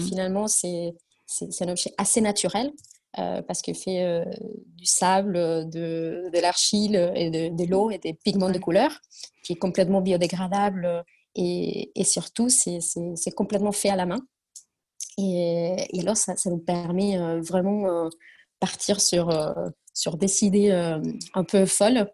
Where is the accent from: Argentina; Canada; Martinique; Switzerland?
Argentina; French is a second language; moved away as an adult; now in France; je suis argentine. Euh, je, suis en, France euh, depuis déjà une bonne dizaine d'années, mais je viens de, très loin